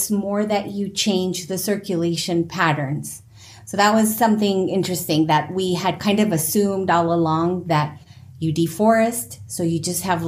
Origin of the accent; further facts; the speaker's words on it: Colombia; I'm from Colombia and part of the Amazon forest is in Colombia